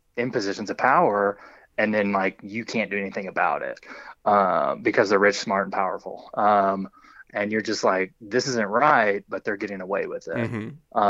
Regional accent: Georgia, United States; also born or lived in Montana; So I'm in Georgia and I was born and raised in Georgia.

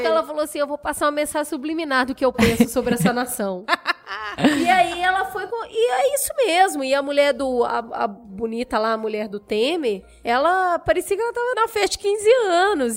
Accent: Belo Horizonte, Minas Gerais, Brazil; moved away; quando eu era criança, porque lá em BH, Teve uma época que, amigos, acreditem, eu pegava oito ônibus por dia.

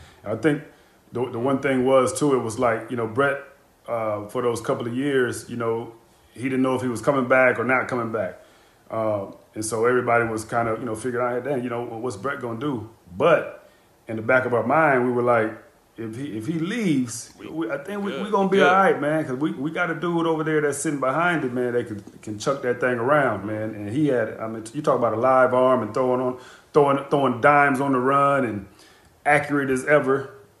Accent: Green Bay, Wisconsin, United States; It's interesting because we talked about growing up in my hometown and, you know, having the stadium kind of being right in the center of the community. That's the way Green Bay was.

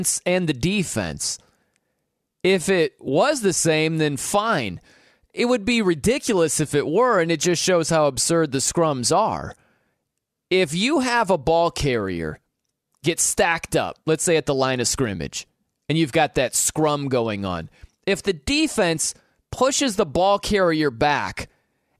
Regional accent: South Bend, Indiana, United States; I'm from South Bend, Indiana

